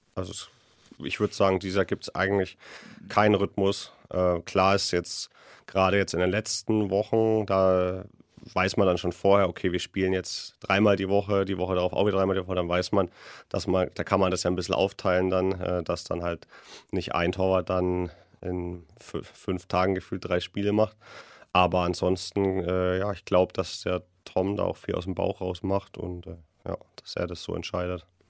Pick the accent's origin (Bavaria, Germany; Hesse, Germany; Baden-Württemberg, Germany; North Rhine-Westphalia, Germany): Bavaria, Germany; Nuremberg; als Nürnberger